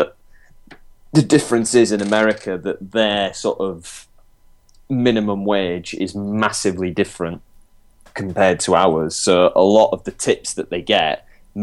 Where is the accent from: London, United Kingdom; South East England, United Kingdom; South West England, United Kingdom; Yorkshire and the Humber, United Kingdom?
Yorkshire and the Humber, United Kingdom; as a Yorkshireman